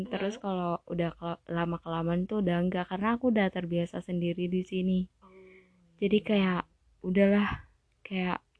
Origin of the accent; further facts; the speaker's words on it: Sulawesi, Indonesia; saya dari Sulawesi, umur saya mm, 22 tahun.